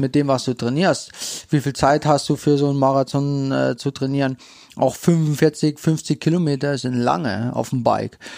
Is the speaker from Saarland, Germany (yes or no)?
yes; St. Wendel, Saarland, Germany; ich komme aus St. Wendel gebürtig